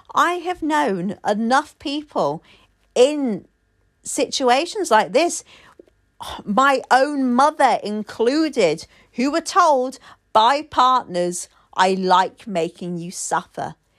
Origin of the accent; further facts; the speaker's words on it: United Kingdom; I'm a Brit